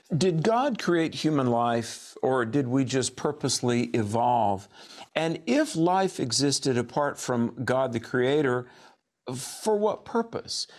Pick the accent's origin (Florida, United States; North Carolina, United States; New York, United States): North Carolina, United States; Raleigh is the capital city of my home state of North Carolina.